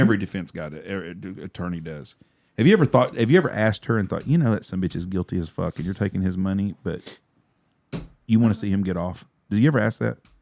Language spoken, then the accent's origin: English; Wichita Falls, Texas, United States; I grew up in Wichita Falls.